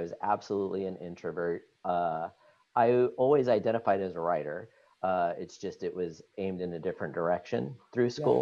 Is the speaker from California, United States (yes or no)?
yes; San Diego, California, United States; also born or lived in Orange County, California / Los Angeles, California; I was born in California. I was born in San Diego, specifically. Yeah. So I am a native Californian.